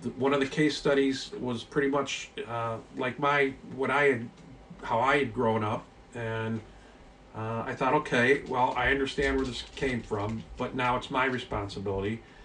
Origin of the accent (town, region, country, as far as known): Highland Park, Illinois, United States; born or raised there; also born or lived in Erie, Pennsylvania / Vernon Hills, Illinois / Highwood, Illinois